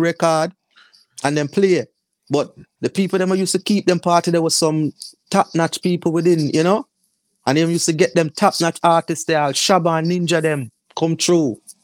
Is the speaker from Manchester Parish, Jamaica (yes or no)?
no; Kingston, Jamaica; I grew up in the Kingston fourteen area. of Kingston